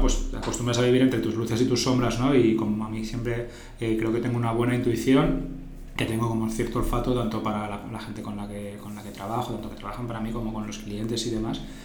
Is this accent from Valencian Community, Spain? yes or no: yes; Sueca, Valencian Community, Spain; yo encima soy del pueblo del arroz. mi, pueblo es Sueca, que está a 30 kilómetros de, aquí de Valencia